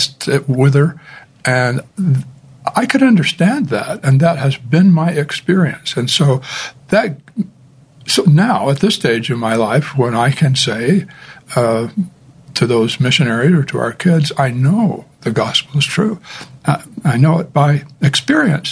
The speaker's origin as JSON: {"language": "English", "town": "St. George", "region": "Utah", "country": "United States", "tie": "born or raised there", "said": "I grew up in St. George, a very strong Latter-day Saint community"}